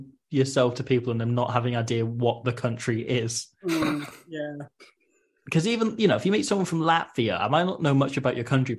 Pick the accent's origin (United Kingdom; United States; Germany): United Kingdom; Nottingham, East Midlands; they asked me whereabouts I was from in the UK. And when I said Nottingham